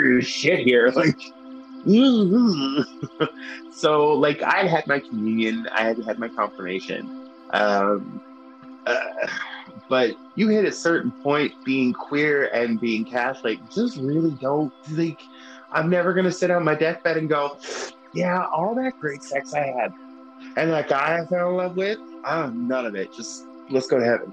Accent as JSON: {"language": "English", "town": "Glace Bay", "region": "Nova Scotia", "country": "Canada", "tie": "born or raised there", "moved": "yes", "lives_now": "Halifax, Canada", "said": "I'm from Glace Bay"}